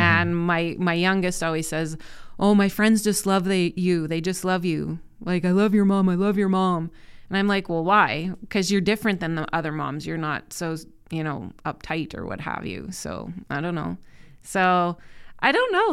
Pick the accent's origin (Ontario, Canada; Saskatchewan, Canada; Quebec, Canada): Saskatchewan, Canada; Saskatoon; I grew up in Saskatoon, born and raised.